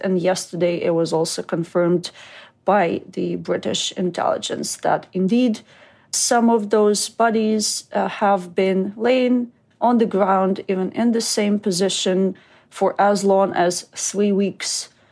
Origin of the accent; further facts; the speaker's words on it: Kyiv, Ukraine; moved away; in Kyiv, in my hometown